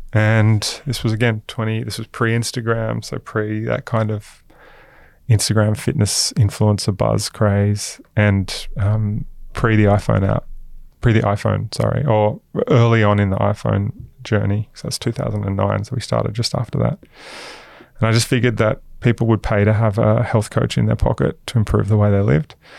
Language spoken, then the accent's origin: English; Queensland, Australia; also born or lived in Newcastle, New South Wales; I grew up in Queensland.